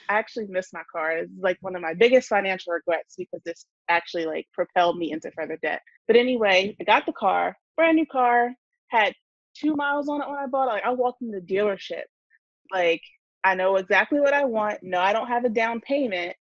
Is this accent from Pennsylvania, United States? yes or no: no; New Jersey, United States; I'm from New Jersey and I run Money and Momming.